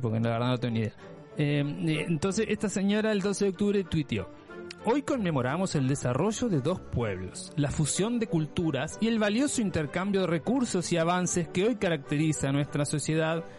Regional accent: Uruguay; soy uruguayo, por supuesto, ese es mi país de origen

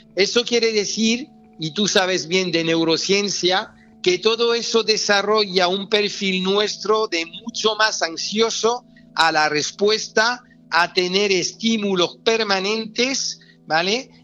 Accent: France; accent: French; moved away as an adult; also born or lived in Extremadura (family); now in Spain; me siento muy español, aunque con una cultura, una cultura francesa por haber nacido allí, estudiado allí, tener mucha gente allí

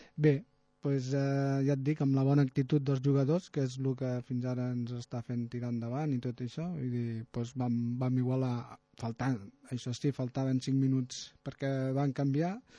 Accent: Tarragona, Catalonia, Spain; Jo sóc de Tarragona

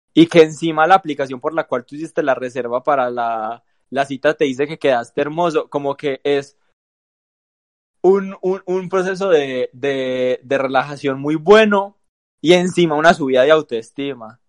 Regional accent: Antioquia, Colombia; nuestro grupo de amigos, donde todos somos paisa

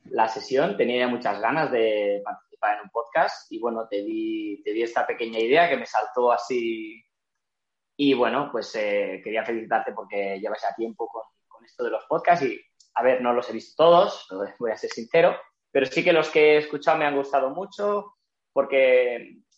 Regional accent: Barcelona, Catalonia, Spain; em, soy de Barcelona, tengo 31 años

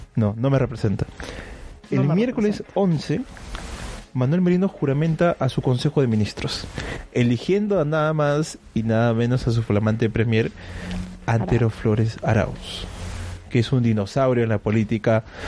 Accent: Peru; now in Berlin, Germany; yo soy del, del, del Perú

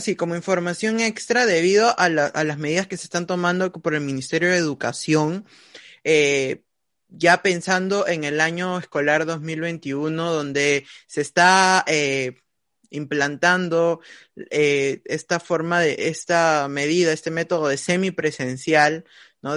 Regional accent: Peru; todos nosotros como peruanos

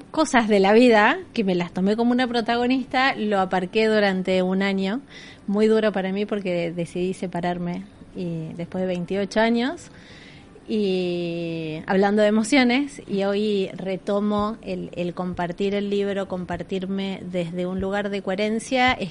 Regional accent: Argentina; moved away as an adult; Soy argentina.

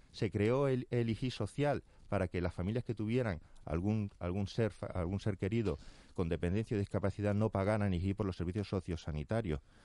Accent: Fuerteventura, Canary Islands, Spain; Yo vengo de Fuerteventura

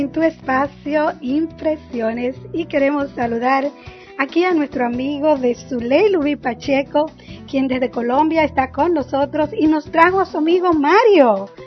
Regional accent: Dominican Republic; now in Orlando, United States; vengo de la República Dominicana

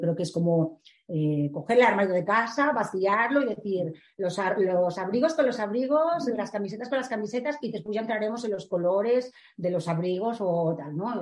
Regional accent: A Coruña, Galicia, Spain; yo soy de La Coruña eh, llevo Galicia

